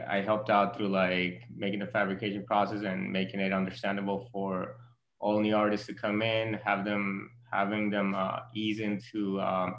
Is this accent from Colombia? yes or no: yes; Bogotá, Colombia; English is a second language; also born or lived in Miami, Florida / New York; now in Brooklyn, United States; I'm from Bogota, Colombia. I moved to Miami, lived there for a while. Came here to New York for college.